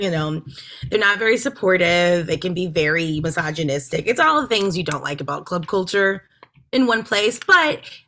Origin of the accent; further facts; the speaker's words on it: Texas, United States; moved away; growing up in Texas